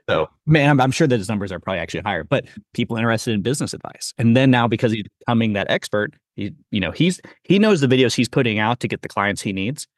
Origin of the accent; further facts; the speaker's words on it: Missouri, United States; I grew up in Missouri too, so I know that area.